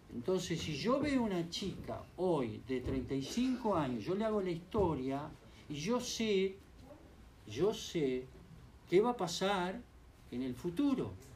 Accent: Uruguay; yo como buen uruguayo

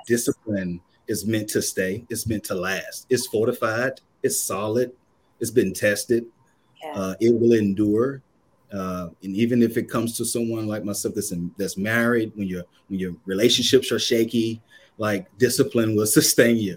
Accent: Kannapolis, North Carolina, United States; moved away as an adult; now in Boston, United States; originally from Kannapolis, North Carolina.

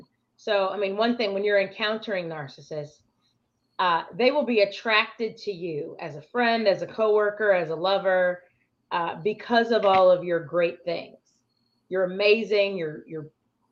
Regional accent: Chicago, Illinois, United States; I'm from Chicago

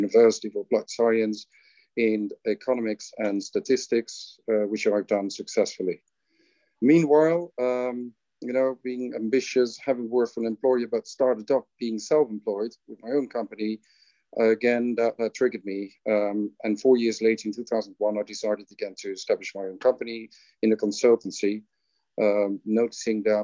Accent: Netherlands; moved away as an adult; now in Qatar; I hail from the Netherlands. And I came to Qatar in 2015.

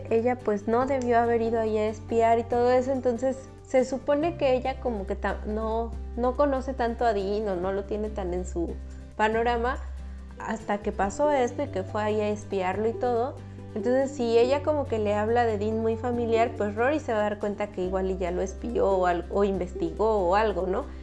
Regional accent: Xalapa, Veracruz, Mexico; Ay, no, pero sí crecí

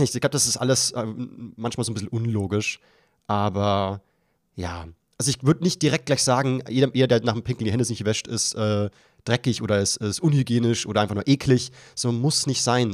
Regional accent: Bavaria, Germany; ich als Bayer

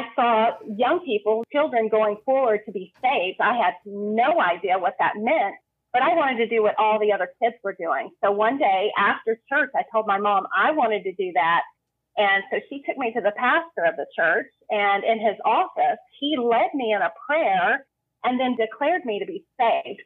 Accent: Western North Carolina, United States; I was born in North Carolina, and I have spent most of my life in Western North Carolina.

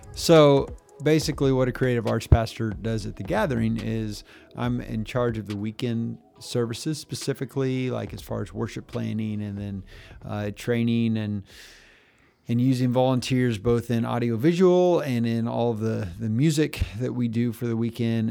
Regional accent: Pratt, Kansas, United States; also born or lived in Phillipsburg, Kansas; at two, we moved to Pratt, where I spent all of my growing up time

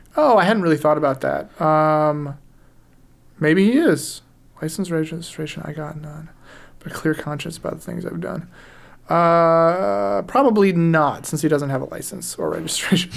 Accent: United States; we're American

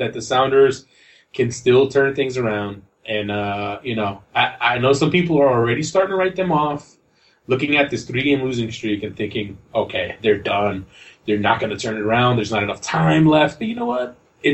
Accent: New Jersey, United States; I'm from Jersey

